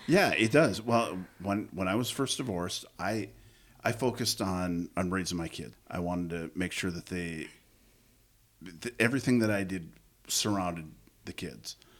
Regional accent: Coon Rapids, Minnesota, United States; I grew up in Coon Rapids

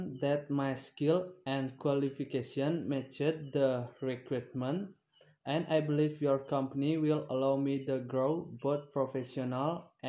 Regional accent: Gianyar, Bali, Indonesia; English is a second language; I am 20 years old. I'm come from Gianyar and I live in Kedisan Village, Tegalalang District.

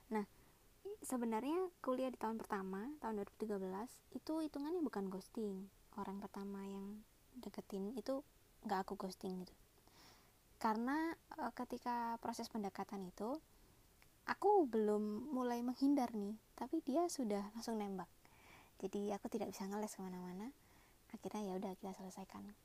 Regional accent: Malang, East Java, Indonesia; uh, kebetulan aku orang Malang ya dia tanya eh emang kalau orang Malang itu ngomongnya suka dibalik-balik ya

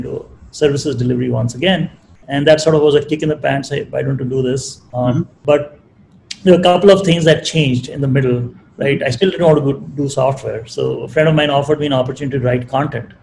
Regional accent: Chandigarh, India; also born or lived in Delhi / United States; I was born in Chandigarh, grew up here

